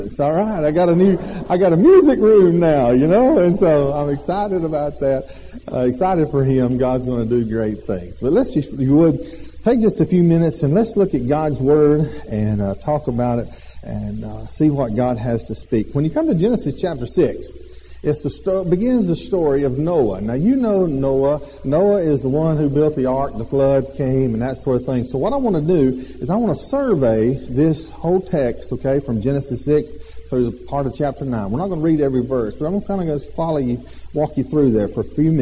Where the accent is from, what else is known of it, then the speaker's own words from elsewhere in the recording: Alabama, United States; We are from Alabama.